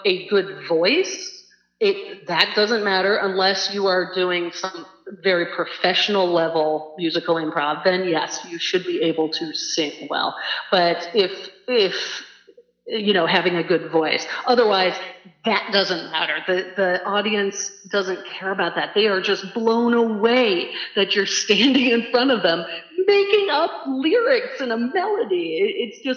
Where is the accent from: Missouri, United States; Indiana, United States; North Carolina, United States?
Missouri, United States; St. Louis; moved away as an adult; also born or lived in Nantucket / Boston; I grew up in St. Louis, but we spent the summers in Nantucket.